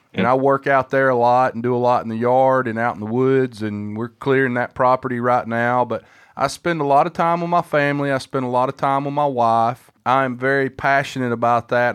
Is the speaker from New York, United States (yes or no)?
no; Huntsville, Alabama, United States; my hometown